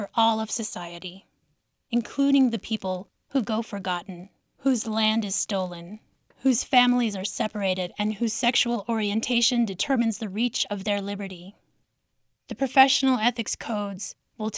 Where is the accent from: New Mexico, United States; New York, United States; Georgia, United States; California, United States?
New Mexico, United States; Zuni Pueblo and Isleta Pueblo; I'm from Zuni Pueblo and Isleta Pueblo